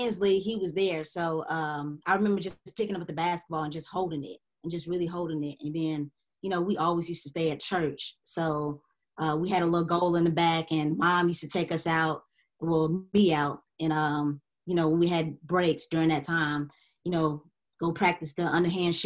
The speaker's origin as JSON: {"language": "English", "town": "Nashville", "region": "Tennessee", "country": "United States", "tie": "born or raised there", "said": "I'm from Nashville, Tennessee. I was homeschooled in middle school, but then I went to Antioch High School"}